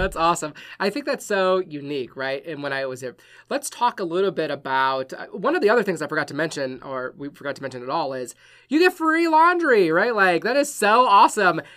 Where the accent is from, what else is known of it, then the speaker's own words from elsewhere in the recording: Wisconsin, United States; moved away; I'm from Wisconsin